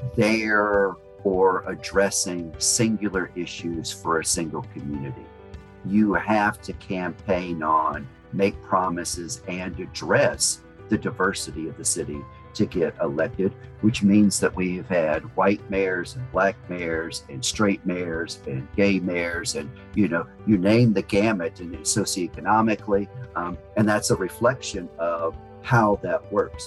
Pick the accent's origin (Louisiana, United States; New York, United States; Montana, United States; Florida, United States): Louisiana, United States; New Orleans; now in Houston, United States; I was born and raised in New Orleans